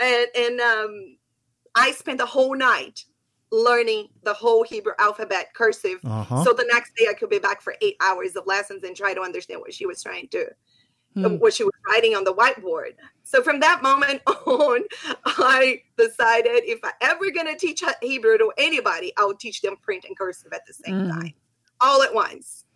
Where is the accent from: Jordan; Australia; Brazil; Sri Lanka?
Brazil; first language Portuguese; English is a second language; moved away as an adult; also born or lived in Israel / South America / South Africa; now in United States; I'm from Brazil